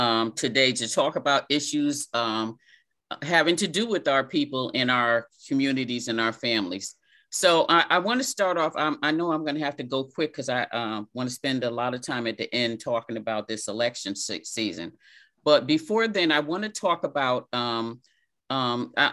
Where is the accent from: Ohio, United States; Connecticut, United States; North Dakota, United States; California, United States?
Connecticut, United States; New Haven; I'm born and raised in New Haven